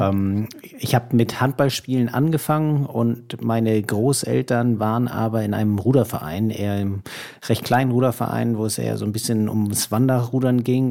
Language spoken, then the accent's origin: German; Berlin, Germany; moved away; also born or lived in Hamburg; so lange wie ich in Berlin aufgewachsen bin